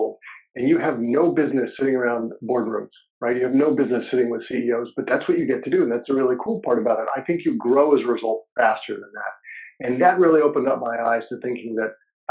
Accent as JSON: {"language": "English", "region": "New Jersey", "country": "United States", "tie": "born or raised there", "also_born_or_lived": "New York / London", "said": "we lived in New York when I was very young. We moved out to Jersey because the public schools in New York were not good at the time"}